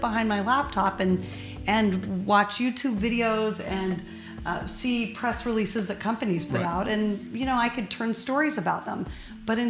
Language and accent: English; Kenai, Alaska, United States; now in Oakland, United States; I grew up in a tiny little town called Kenai, K-E-N-A-I, Kenai, Alaska.